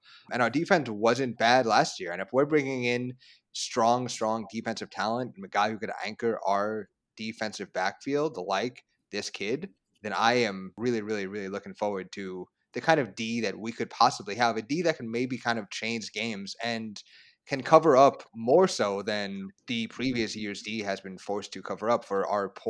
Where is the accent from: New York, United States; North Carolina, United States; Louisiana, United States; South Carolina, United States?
New York, United States; New York City; it is very Bronx. And I am very proud of my hometown and of my heritage.